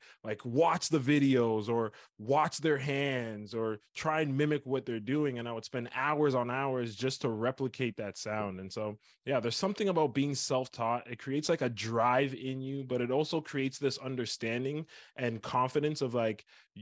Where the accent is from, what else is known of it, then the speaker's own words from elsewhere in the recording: Scarborough, Ontario, Canada; I was born and raised in Ontario, Canada, a small place called Scarborough